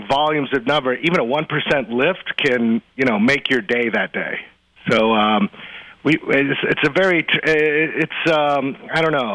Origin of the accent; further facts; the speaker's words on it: Champaign, Illinois, United States; Growing up on the Plato system, Novanet, the Cray 2000 by CDC in Champaign-Urbana, Illinois